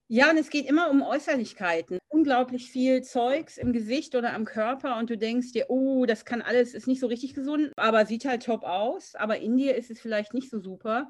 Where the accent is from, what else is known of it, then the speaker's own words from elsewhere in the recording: Germany; als Deutsche, die in Deutschland aufgewachsen sind